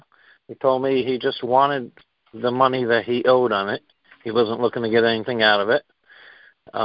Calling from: New Jersey, United States; I'm calling in from New Jersey.

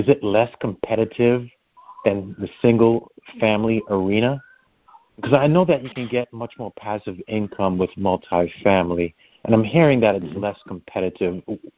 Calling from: Connecticut, United States; Good, good. Good, thanks. Connecticut.

